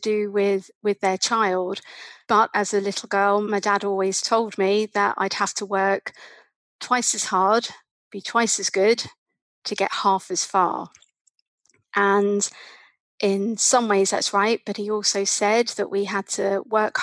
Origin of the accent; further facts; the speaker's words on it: London, United Kingdom; As a little girl growing up in London